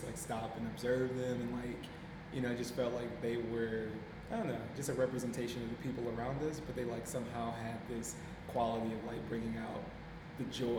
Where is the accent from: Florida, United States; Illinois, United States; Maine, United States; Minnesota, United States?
Minnesota, United States; Plymouth; also born or lived in St. Paul, Minnesota; from Twin Cities, Minnesota. Born in St. Paul, raised in Plymouth, which is a suburb of Minneapolis.